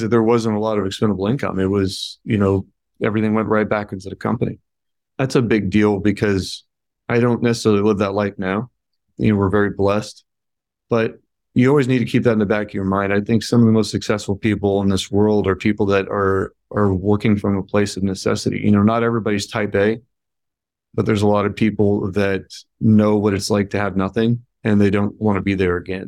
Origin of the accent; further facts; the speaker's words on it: California, United States; moved away as an adult; now in Indiana, United States; growing up out there